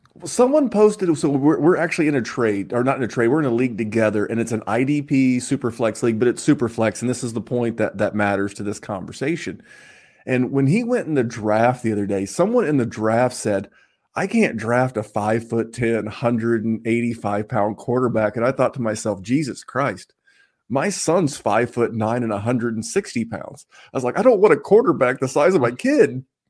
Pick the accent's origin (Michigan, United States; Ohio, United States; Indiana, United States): Indiana, United States; Muncie; now in Indianapolis, United States; I may live in Indianapolis, Indiana, but, sir, I am from Muncie, Indiana